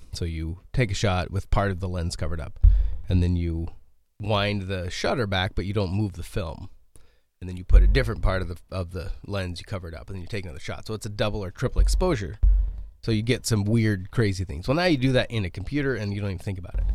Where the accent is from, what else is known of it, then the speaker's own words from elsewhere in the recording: Tenmile, Oregon, United States; I grew up in the small town called Ten Mile called Ten Mile, Oregon